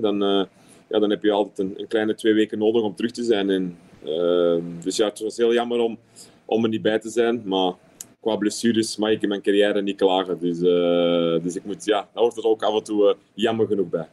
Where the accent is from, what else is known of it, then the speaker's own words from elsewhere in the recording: Antwerp, Flanders, Belgium; accent: Antwerps; also born or lived in London; now in Qatar; Of een beetje Antwerps